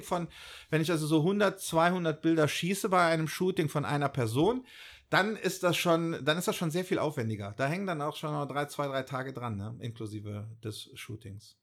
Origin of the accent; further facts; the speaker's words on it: Bonn, North Rhine-Westphalia, Germany; ich halt ein Urbonner bin, hier mhm. aufgewachsen bin in Bonn